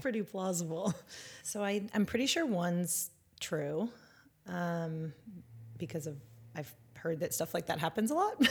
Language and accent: English; Northern California, United States; moved away as an adult; also born or lived in San Diego / China; I grew up in Northern California